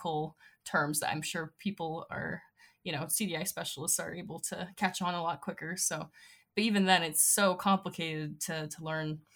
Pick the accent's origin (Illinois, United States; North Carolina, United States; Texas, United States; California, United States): Illinois, United States; Northwestern; now in Utah, United States; I'm personally from Northwestern Illinois. I've been living in Utah for a bit